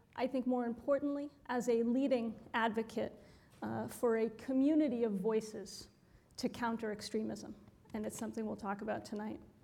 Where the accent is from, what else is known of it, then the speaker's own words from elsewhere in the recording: Boston, Massachusetts, United States; moved away; my hometown, our hometown